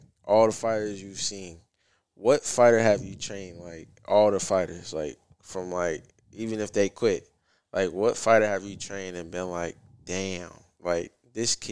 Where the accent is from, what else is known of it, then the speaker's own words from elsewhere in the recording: Louisville, Kentucky, United States; where I grew up in Newburgh